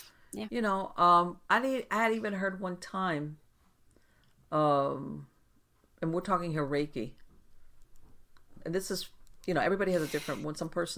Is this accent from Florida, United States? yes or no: yes; Miami, Florida, United States; I was born and raised in Miami, and over here we have Afro-Caribbean practices.